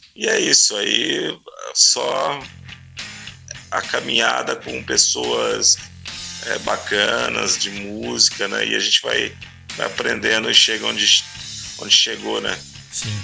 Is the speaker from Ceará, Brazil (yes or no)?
no; Araçatuba, São Paulo, Brazil; also born or lived in Rio de Janeiro; eu sou nascido e criado em São Paulo. me mudei para o interior de São Paulo ainda ah. novinho.